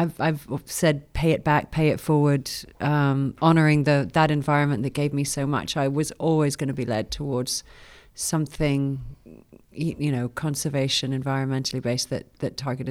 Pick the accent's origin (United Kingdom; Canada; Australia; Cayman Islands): Cayman Islands; Grand Cayman; now in Austin, United States; Yes, I was born and raised in the Cayman Islands, so that's home. Apart from being an Austinite as well, been here 17 years, but born and raised in Grand Cayman and grew up in the water.